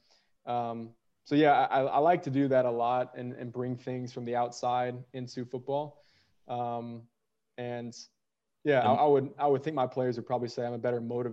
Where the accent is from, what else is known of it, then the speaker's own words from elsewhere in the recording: St. Louis, Missouri, United States; moved away as an adult; also born or lived in Poland / Austria; now in Brussels, Belgium; I grew up in St. Louis